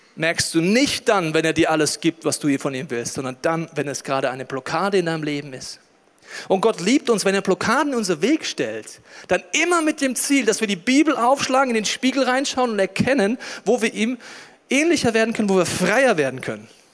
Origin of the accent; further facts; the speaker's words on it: Germany; als Deutscher